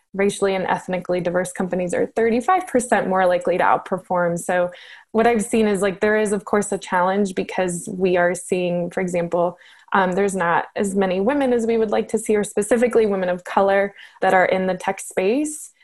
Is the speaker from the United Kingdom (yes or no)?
no; Colombia; I'm originally from Colombia